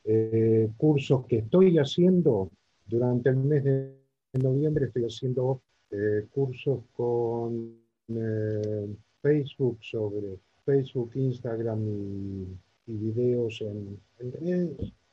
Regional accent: Pilar, Buenos Aires Province, Argentina; de Pilar, provincia de Buenos Aires, porteño de alma

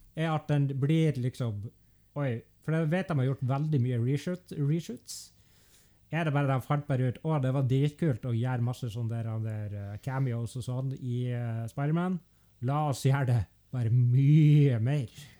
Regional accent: Norway

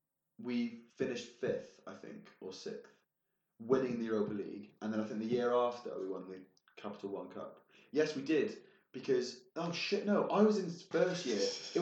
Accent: Wales, United Kingdom; I'm Welsh.

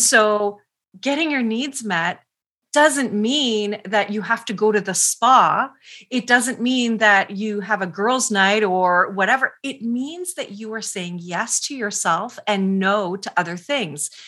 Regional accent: Canada; I'm Canadian.

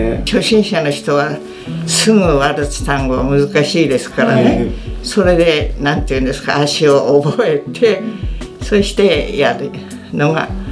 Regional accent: Engaru, Hokkaido, Japan; moved away as an adult; now in Obihiro, Japan; 北見の方のエンガルというところの近くです

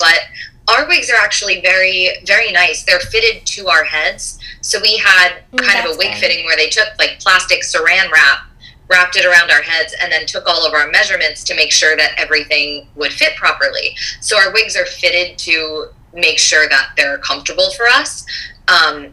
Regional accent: Rhode Island, United States; I'm from Rhode Island

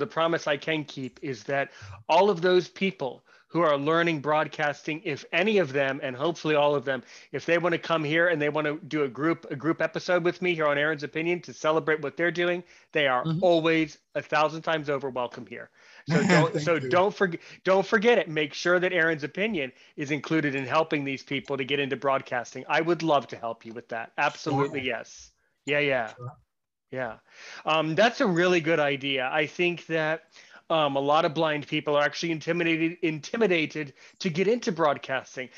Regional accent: United States; I'm an American guy

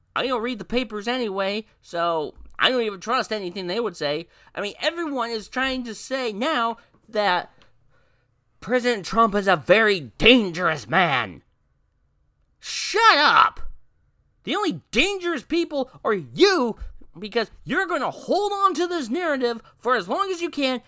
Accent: United States; we have the right as American citizens

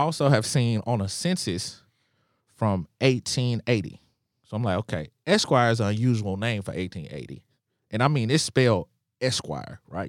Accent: Nashville, Tennessee, United States; I am from Nashville. My family has always been here

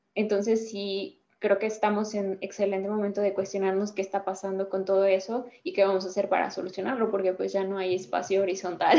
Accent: Querétaro, Mexico; soy del estado de Querétaro

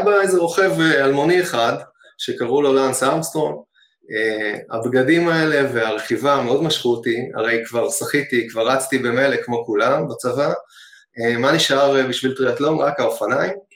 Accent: Hod HaSharon, Central District, Israel; אני גדלתי בהוד השרון

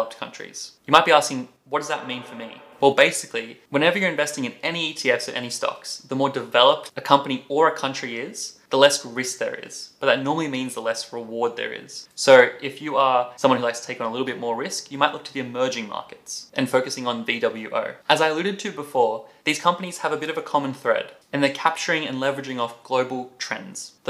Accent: Australia; as an Australian

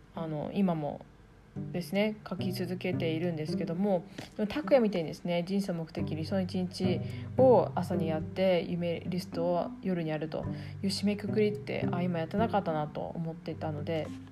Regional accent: Iwate, Japan; moved away as an adult; also born or lived in New Zealand / Tokyo, Japan; 出身は岩手県、えー、高校まで岩手におりました

